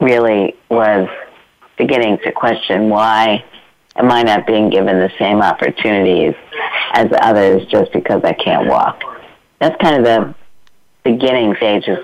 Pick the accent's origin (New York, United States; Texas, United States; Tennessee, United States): New York, United States; New York City; I grew up in Brooklyn, New York